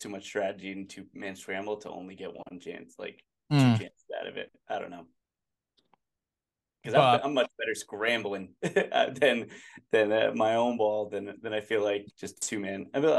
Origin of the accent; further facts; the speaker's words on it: New England, United States; we're all from New England area, and we, like, I feel like we slip into our accents a lot more when you're surrounded by people with that accent.